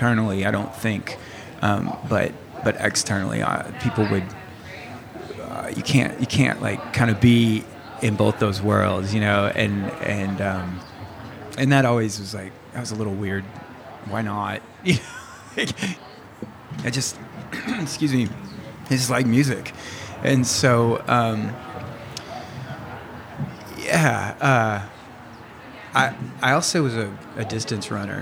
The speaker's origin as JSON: {"language": "English", "town": "Louisville", "region": "Kentucky", "country": "United States", "tie": "born or raised there", "moved": "as an adult", "lives_now": "Perth, Australia", "said": "I grew up in Louisville, Kentucky."}